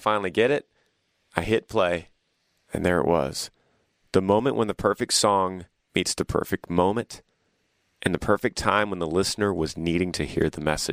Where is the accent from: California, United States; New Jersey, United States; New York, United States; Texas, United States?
Texas, United States; We saw the strength of my home state